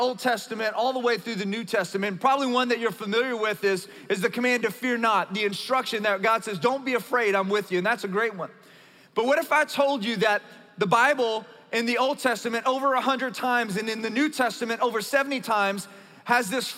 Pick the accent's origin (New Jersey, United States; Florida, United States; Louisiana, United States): Louisiana, United States; South; moved away; as a Cajun from South Louisiana